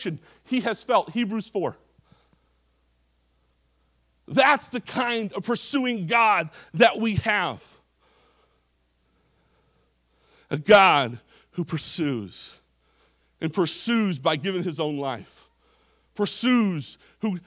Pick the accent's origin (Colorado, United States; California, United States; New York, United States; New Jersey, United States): California, United States; Orange County; I grew up in Orange County, California.